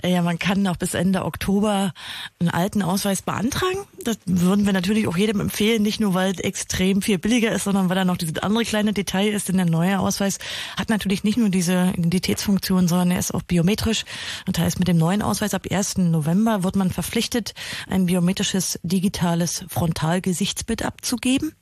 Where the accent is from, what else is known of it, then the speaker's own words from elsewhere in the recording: Germany; bei uns in Deutschland